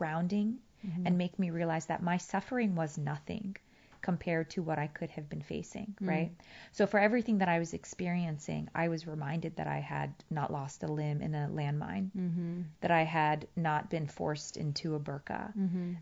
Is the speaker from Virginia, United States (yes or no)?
yes; Virginia, United States; English is a second language; moved away as an adult; also born or lived in Afghanistan; now in Los Angeles, United States; I grew up in a small town in Virginia